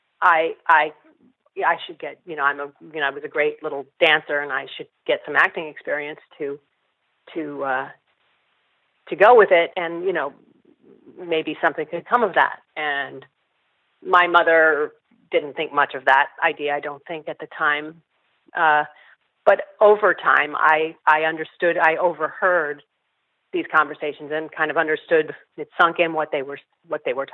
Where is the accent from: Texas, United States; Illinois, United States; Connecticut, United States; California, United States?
California, United States; Southern; also born or lived in Berkeley, California; I'm from Northern California originally, and then we moved to Southern California when I was seven